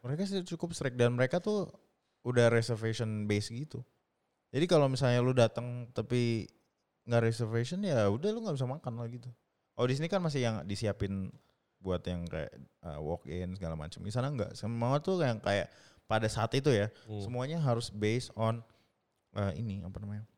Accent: Indonesia; moved away; saya ya Indonesia orang Indonesia

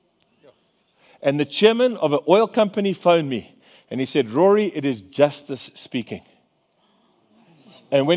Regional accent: Free State, South Africa; I'm a fisherman from the Free State

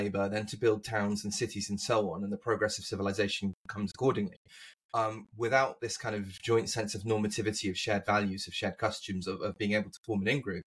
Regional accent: England, United Kingdom; moved away; as an Englishman growing up

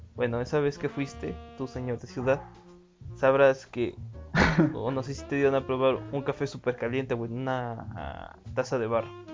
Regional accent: Mexico City, Mexico; Y yo soy del estado de México, pero también me crié en el DF

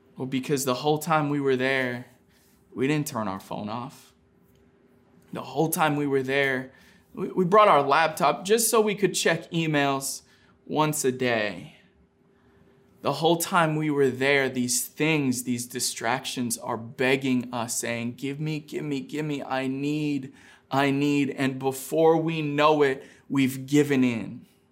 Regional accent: Maine, United States; Growing up in Maine

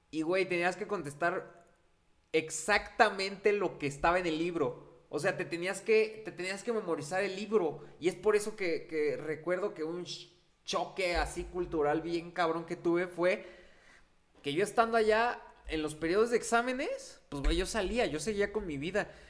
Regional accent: Mexico; O sea, es gente que aquí, como mexicanos, eh, allá los trabajos son mejor remunerados.

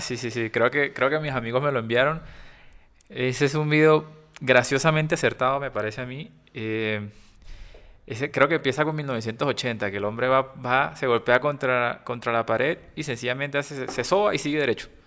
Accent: Cartagena, Bolívar, Colombia; accent: costeño; soy un niño que creció en Cartagena, eh, obviamente soy costeño

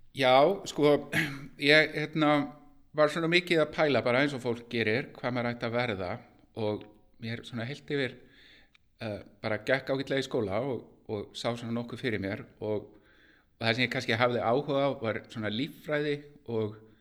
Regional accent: Garðabær, Capital Region, Iceland; ég er tölvunörd úr Garðabænum

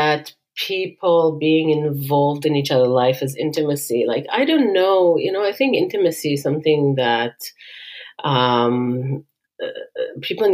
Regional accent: Israel; accent: Israeli; moved away as an adult; also born or lived in USSR; now in Silicon Valley, United States; I grew up in Israel my whole life. And I was born in the USSR.

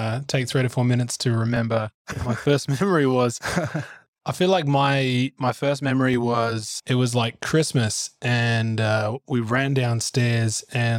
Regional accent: Gymea Bay, New South Wales, Australia; then I was raised in Gymer Bay in the Sutherland Shire.

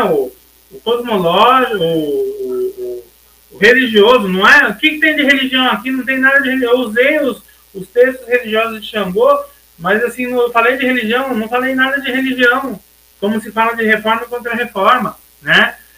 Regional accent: Brazil; a gente se sentir no nosso país como brasileiros

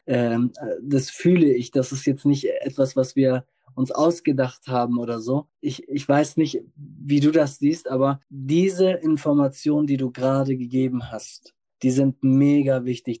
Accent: the North, Northern Germany, Germany; ich komme aus dem Norden

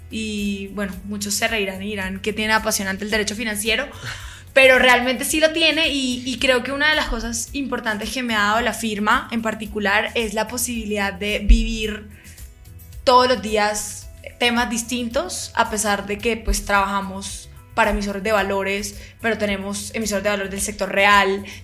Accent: Barranquilla, Atlántico, Colombia; evidentemente soy barranquillera

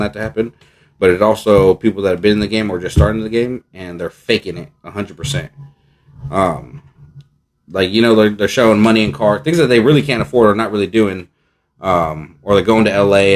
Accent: San Leandro, California, United States; ask me where we're from, and I say San Leandro

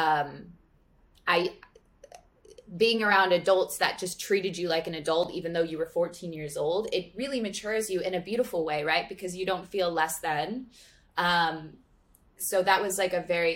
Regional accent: Santa Monica, California, United States; born or raised there

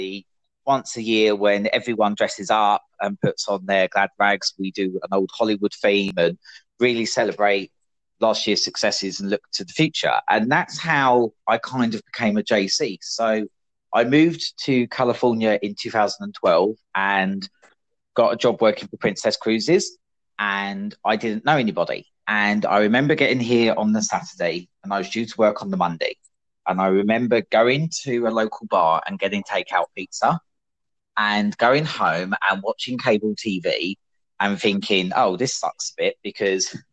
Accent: United Kingdom; moved away as an adult; being British

